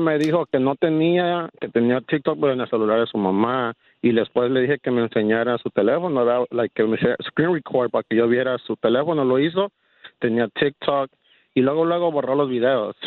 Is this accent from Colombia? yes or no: no; Mexico; soy mexicano